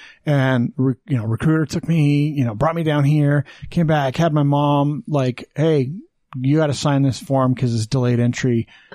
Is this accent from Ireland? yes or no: no; Green River, Wyoming, United States; moved away; Green River, Wyoming.